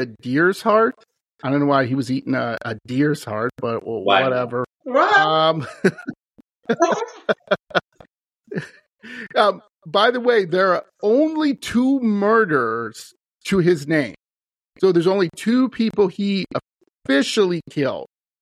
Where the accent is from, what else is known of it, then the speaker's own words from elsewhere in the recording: Wisconsin, United States; my home state, Wisconsin